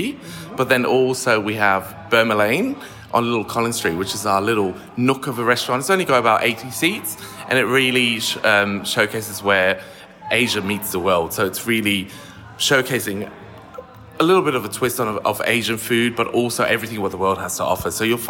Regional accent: Germany; also born or lived in Manchester, United Kingdom; now in Australia; I was born in Manchester and then lived in Germany for 12 years because my dad got stationed there with the British Army. So that's where I did all my studies.

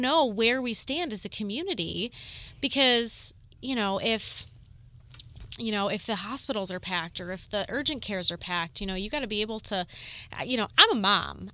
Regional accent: Corduroy Road, Ohio, United States; I grew up on Corduroy Road

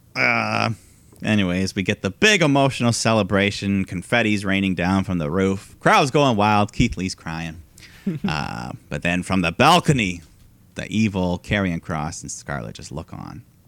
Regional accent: Canada; our culture as a Canadian nation

